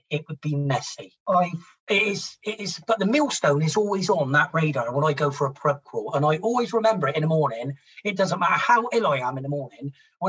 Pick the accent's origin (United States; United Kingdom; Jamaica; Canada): United Kingdom; Somerset, South West England; Believe it or not, I'm from Somerset